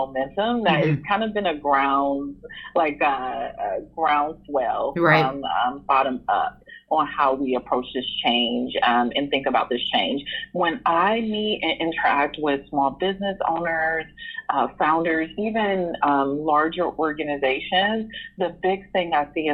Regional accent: Cleveland, Ohio, United States; I grew up in Cleveland, Ohio

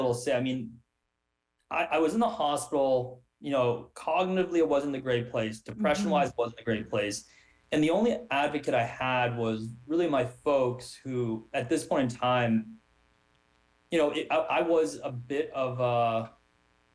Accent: Wellesley, Massachusetts, United States; growing up in Wellesley, a suburb where a lot of people put a lot of pressure on appearance

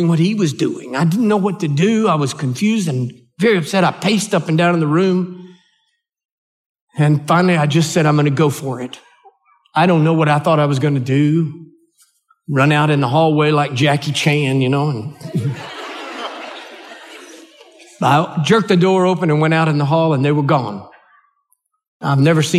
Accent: United States; I'm an American.

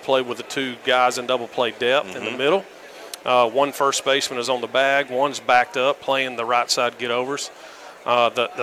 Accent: Alabama, United States; I'm from Alabama.

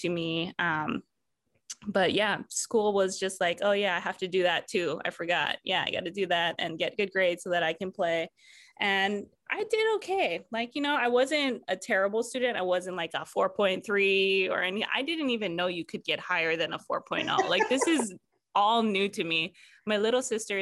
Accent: Hawaii, United States; being born and raised in Hawaii, I just grew up being proud to be Hawaiian

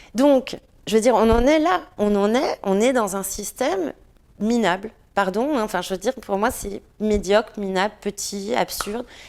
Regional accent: France; en tant que Français

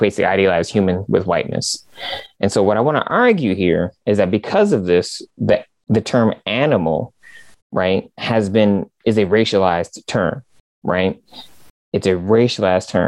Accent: Michigan, United States; I'm from Michigan.

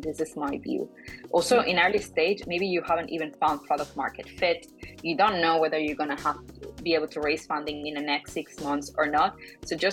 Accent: Barcelona, Catalonia, Spain; moved away as an adult; also born or lived in France / London; I'm originally from Spain. I'm from Barcelona. I studied there

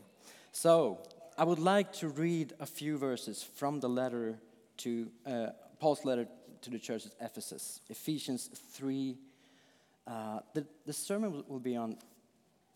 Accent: Sweden; I'm from Sweden

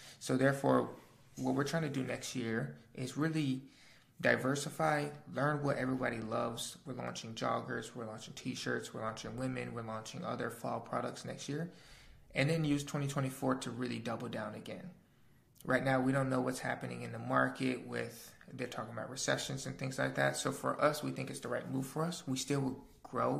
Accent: Wisconsin, United States; moved away as an adult; also born or lived in Chicago / Tulum / Bali; now in Austin, United States; I lived in Chicago and I'm from Wisconsin

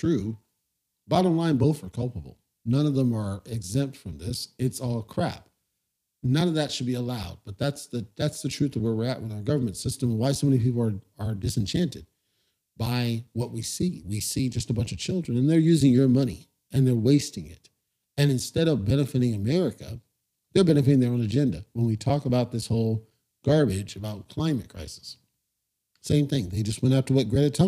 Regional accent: United States; as an American

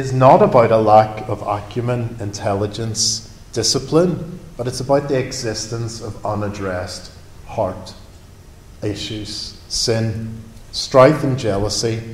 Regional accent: Northern Ireland, United Kingdom; now in London, United Kingdom; I grew up in Northern Ireland surrounded by farms and farmers

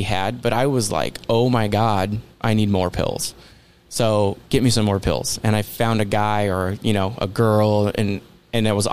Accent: Phoenix, Arizona, United States; I grew up here in Phoenix

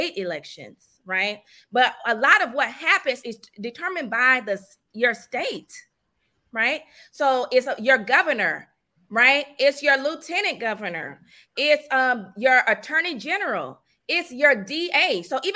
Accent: the South, United States; I grew up in the South.

